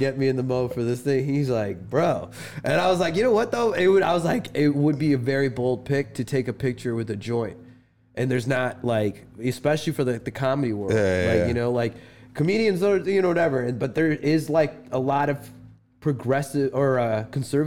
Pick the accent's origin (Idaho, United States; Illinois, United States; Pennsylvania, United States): Illinois, United States; Chicago; moved away as an adult; also born or lived in Dallas, Texas; I was born in Chicago.